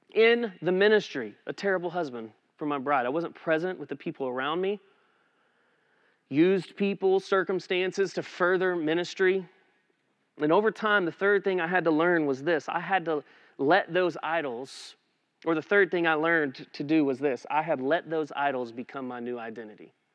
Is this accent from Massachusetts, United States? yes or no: no; Eastland, Texas, United States; moved away as an adult; now in Aledo, United States; we had been living back in my hometown in Eastland